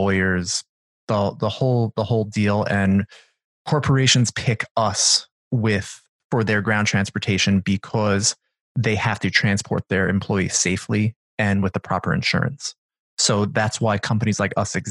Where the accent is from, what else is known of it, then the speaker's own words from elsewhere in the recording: Long Island, New York, United States; I grew up in Long Island, New York, and it's suburbia, as suburbia gets